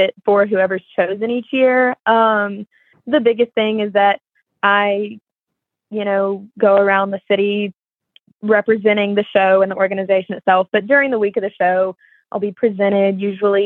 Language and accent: English; Memphis, Tennessee, United States; I am from Memphis, Tennessee